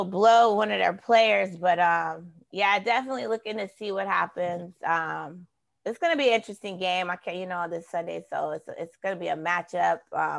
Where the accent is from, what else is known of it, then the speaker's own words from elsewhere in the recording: Bay Area, California, United States; I am from California. I am a Bay Area fan.